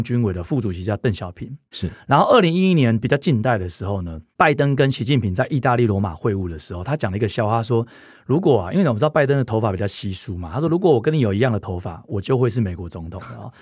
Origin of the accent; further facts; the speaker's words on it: Taiwan; 我们台湾人